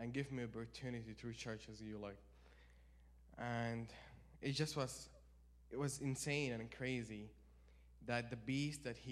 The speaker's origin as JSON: {"language": "English", "country": "Saudi Arabia", "moved": "yes", "said": "I'm from Saudi Arabia, so I live like about 80 miles away from the desert"}